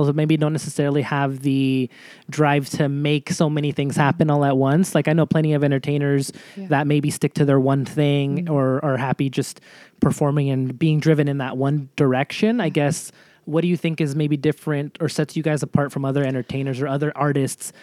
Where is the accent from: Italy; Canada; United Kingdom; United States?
United States; I'm from North County